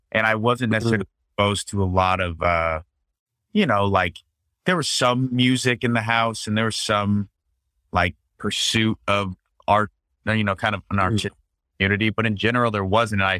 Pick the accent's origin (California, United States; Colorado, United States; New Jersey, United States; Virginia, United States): Colorado, United States; Steamboat Springs; born or raised there